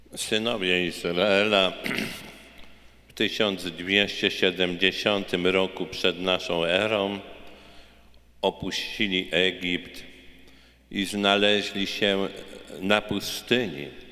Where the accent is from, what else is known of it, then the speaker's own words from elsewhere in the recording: Poland; now in United States; wielu naszych rodaków, Polaków